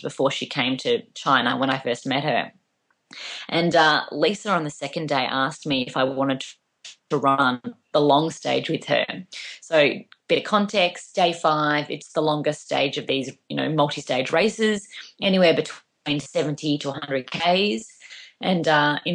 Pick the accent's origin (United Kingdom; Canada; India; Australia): Australia; Melbourne, Victoria; I come from Australia